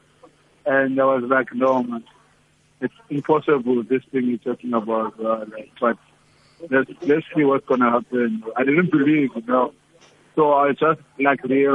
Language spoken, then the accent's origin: English; South Africa; also born or lived in East London; I'm from Echolomnga